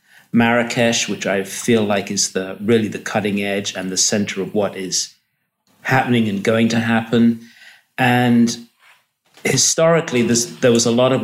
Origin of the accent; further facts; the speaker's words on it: England, United Kingdom; moved away as an adult; now in Morocco; I was born in England, and I have an undergraduate degree in ceramics from an art school in England, Bristol School of Art